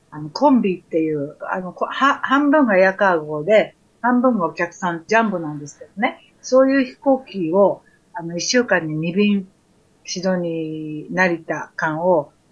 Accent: Japan; moved away as an adult; also born or lived in Auckland, New Zealand; now in Sydney, Australia; 私は本当に日本人だと思ってるんですけども

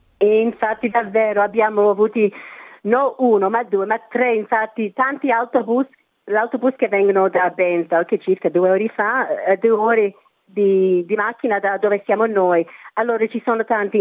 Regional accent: Australia; sono nata qui in Australia, i miei genitori sono italiani

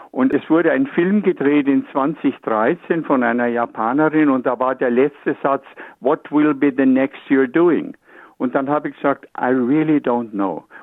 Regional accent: Munich, Bavaria, Germany; ja ein Bayer. Ich bin ja aus München.

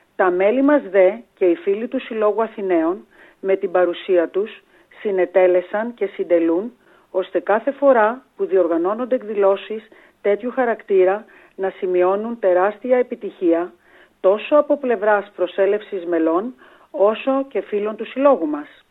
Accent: Greece; now in Australia; Ως Έλληνες μετανάστες

